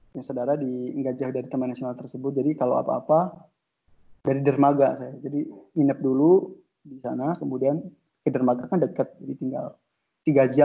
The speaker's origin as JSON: {"language": "Indonesian", "town": "Pandeglang", "region": "Banten", "country": "Indonesia", "tie": "born or raised there", "said": "Oke, jadi oke, jadi saya itu lahir di lahir dan dibesarkan di Paneglang Banten."}